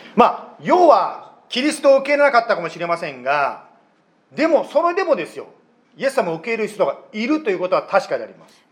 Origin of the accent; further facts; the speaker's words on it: Japan; 私は日本で生まれて日本で育ったもの